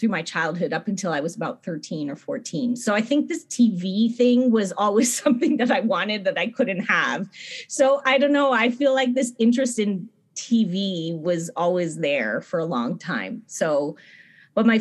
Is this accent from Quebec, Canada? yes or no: yes; outside of Montreal, Quebec, Canada; I grew up in Quebec, in Montreal, outside of Montreal